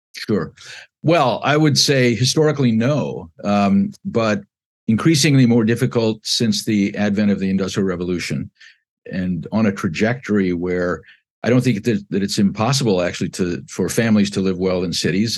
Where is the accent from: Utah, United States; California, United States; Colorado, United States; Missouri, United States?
California, United States; Southern; moved away as an adult; also born or lived in Chicago, Illinois; now in South Bend, United States; I was born in, uh, west suburban Chicago and moved with my family at the age of six to Southern California. And I lived there between nineteen fifty-eight and nineteen seventy-three